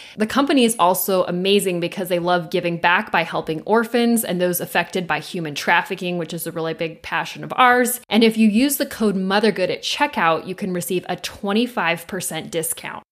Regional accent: Southern California, United States; growing up in Southern California

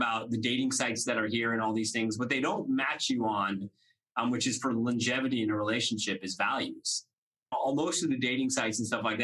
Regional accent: Saratoga, California, United States; So I'm from the Bay Area. So born and raised in a town called Saratoga, up in Northern California

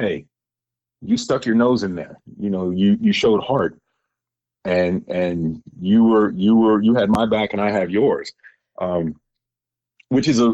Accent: Virginia, United States; I'm from Virginia

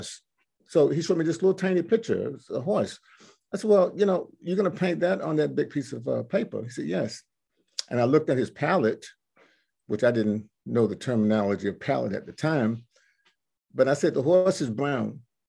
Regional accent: Cape Charles, Virginia, United States; I'm from the Eastern Shore, Cape Charles and Cheriton

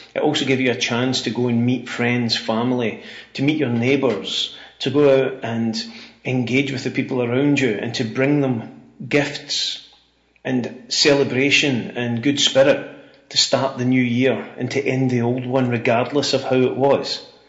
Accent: Ayrshire, Scotland, United Kingdom; the life I had growing up in Ayrshire, where every Hogmanay

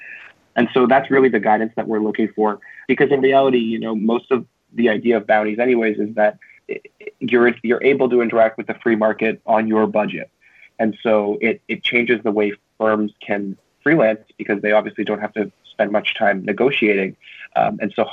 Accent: Canada; now in United States; I'm a Canadian citizen and I'm currently in the States.

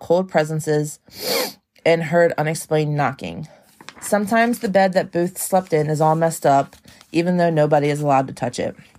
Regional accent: Maryland, United States; my home state. Waldorf, Maryland.

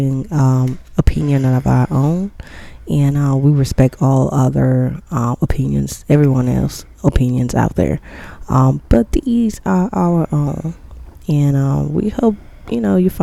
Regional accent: Cameroon; now in DMV, United States; I am a Cameroonian. Well, true American, but I hail from Cameroon, that's Central Africa

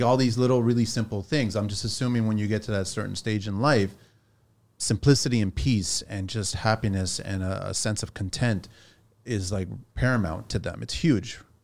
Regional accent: Pico, Azores, Portugal; I'm from Pico, right? This is from the Azores, which has got the highest point in Portugal

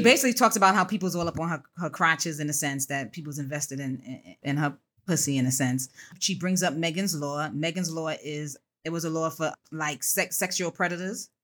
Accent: New York City, New York, United States; I represent all things Bronx. It's your girl …. I hail from Co-op City, Section Five

